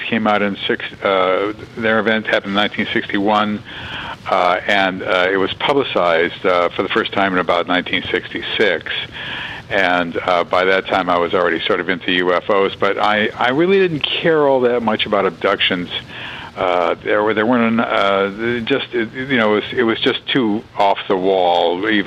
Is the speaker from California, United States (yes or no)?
yes; Los Angeles, California, United States; moved away; also born or lived in Wisconsin; I was born and raised in Los Angeles